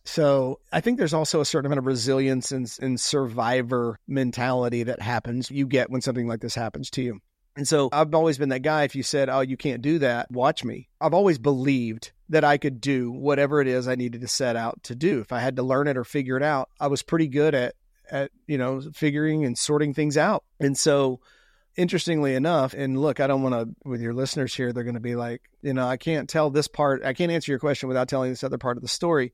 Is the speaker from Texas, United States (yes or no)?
yes; Houston, Texas, United States; I grew up south of Houston, Texas, in a little blue collar neighborhood called Sagemont